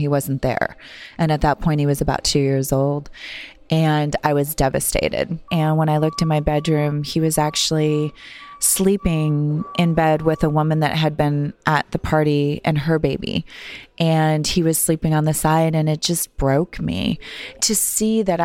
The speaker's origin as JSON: {"language": "English", "town": "Cooperstown", "region": "North Dakota", "country": "United States", "tie": "born or raised there", "said": "I grew up in Cooperstown, North Dakota, and had a really sweet childhood, just a small town"}